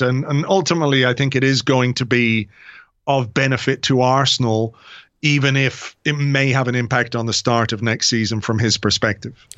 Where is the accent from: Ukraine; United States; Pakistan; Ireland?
Ireland; I'm an Irish guy